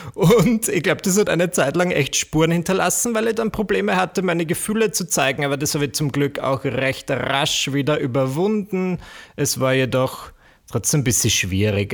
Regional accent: Austria; accent: Austrian; also born or lived in Vienna; Wie man vielleicht an, meinem, an meiner Art zu sprechen hören kann, bin ich Österreicher. Ich lebe in Wien

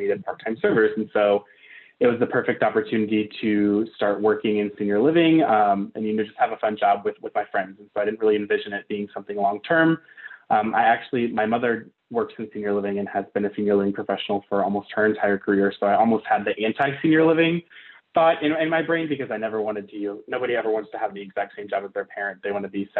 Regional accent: Richmond, Virginia, United States; moved away as an adult; also born or lived in Arizona; now in Phoenix, United States; I'm from Richmond, Virginia

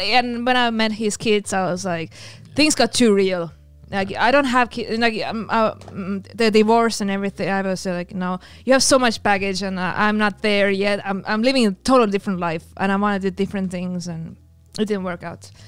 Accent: Estonia; also born or lived in Finland; I'm from Estonia. I learned Russian in school.

